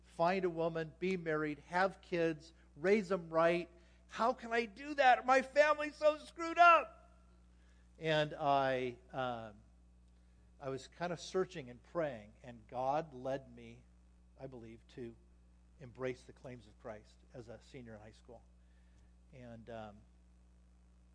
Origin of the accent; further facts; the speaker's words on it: Anaheim, California, United States; moved away as an adult; now in Las Vegas, United States; I grew up in Anaheim, California